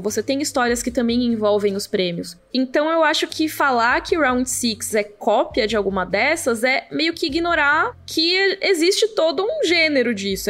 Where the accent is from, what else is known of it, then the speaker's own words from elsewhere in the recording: Brazil; como brasileiro